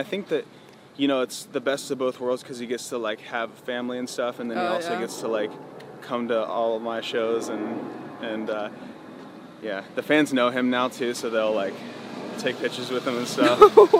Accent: Pickerington, Ohio, United States; Yes, I'm from Pickerton, Ohio. It's like 30 minutes from Columbus, which is the capital of Ohio.

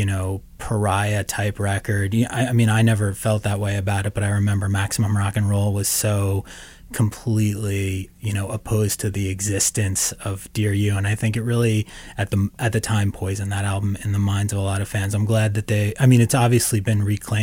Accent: Long Island, New York, United States; I grew up on Long Island

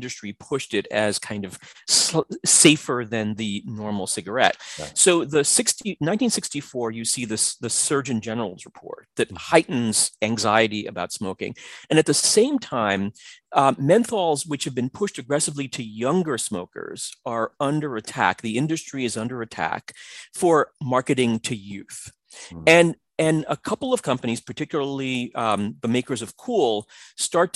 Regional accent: New York City, New York, United States; when I was, you know, about 8, 9, 10 years old, growing up in the Bronx and then Queens, New York.

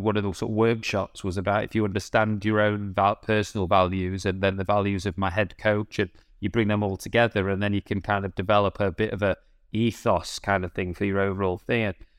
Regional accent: United Kingdom; I was still being British

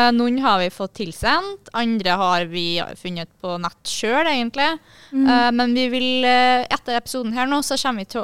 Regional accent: Bergen, Vestland, Norway; Bergen. Jeg er fra Bergen.

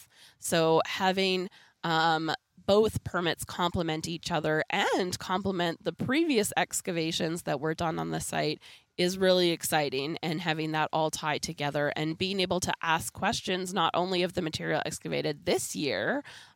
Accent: Canada; born or raised there

